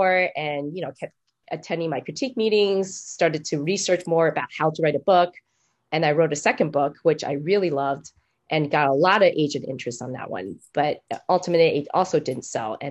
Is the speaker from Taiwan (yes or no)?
yes; Taiwan; moved away; I'm from Taiwan. It's a completely different country